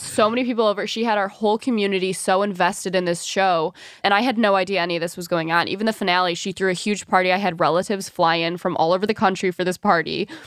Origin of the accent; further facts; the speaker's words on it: Birmingham, Michigan, United States; moved away as an adult; also born or lived in Mount Pleasant, Michigan / New York City; I grew up in Birmingham, Michigan